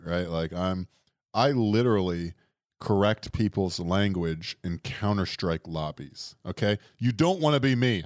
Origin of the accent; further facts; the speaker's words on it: Florida, United States; we're from Florida